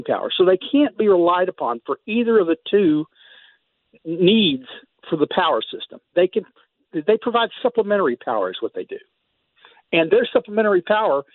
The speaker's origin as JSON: {"language": "English", "region": "Texas", "country": "United States", "tie": "born or raised there", "said": "I grew up in Texas."}